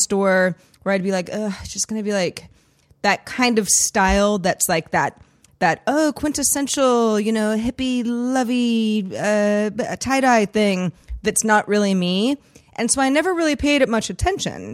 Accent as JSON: {"language": "English", "town": "San Francisco", "region": "California", "country": "United States", "tie": "born or raised there", "also_born_or_lived": "Los Angeles", "said": "growing up in the Bay Area and spending a lot of, uh, many of my, my formative years in San Francisco"}